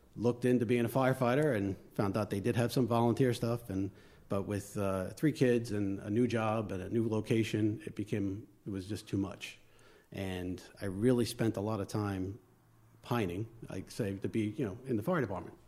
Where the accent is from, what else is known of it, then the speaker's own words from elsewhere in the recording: Long Island, New York, United States; accent: northern; moved away; also born or lived in West Babylon / West Islip; I'm from New York, uh, Long Island, um, born and raised